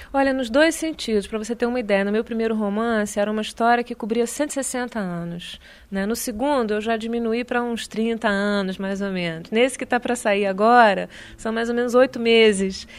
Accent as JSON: {"language": "Portuguese", "country": "Brazil", "also_born_or_lived": "France", "moved": "as an adult", "said": "quando saí do Brasil, que tinha 18 anos"}